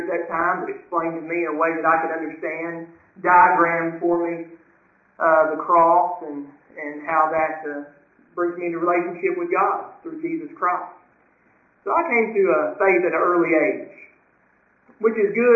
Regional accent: Western Kentucky, United States; I'm a Western Kentucky boy, born and raised in Western Kentucky

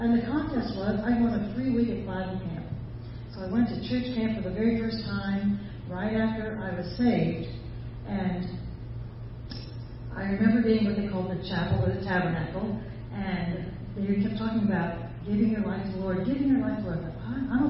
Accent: Pennsylvania, United States; I'm from Pennsylvania. I am. I'm a Pennsylvania Dutch girl

